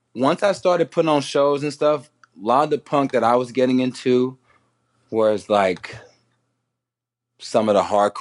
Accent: Houston, Texas, United States; where I grew up in Houston.

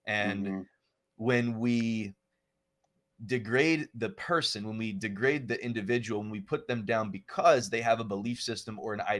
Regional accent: New Jersey, United States; I'm from New Jersey

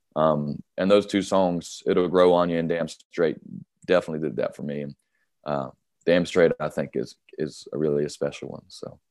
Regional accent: North Carolina, United States; I love my home state

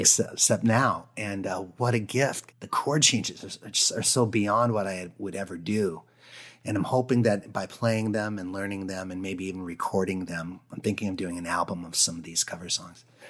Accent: Presque Isle, Maine, United States; also born or lived in Minnesota / North Dakota; I grew up in Presqu'Al

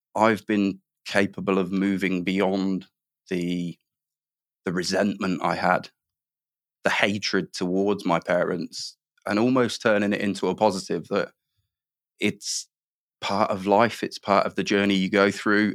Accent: Midlands, United Kingdom; I grew up in the Midlands

